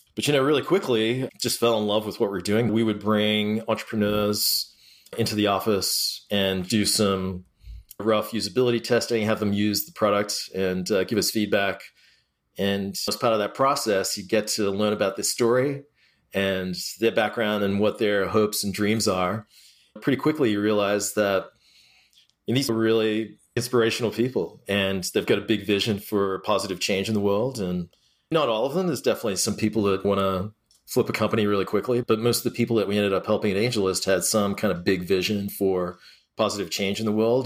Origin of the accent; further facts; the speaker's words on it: Australia; moved away; I grew up in Australia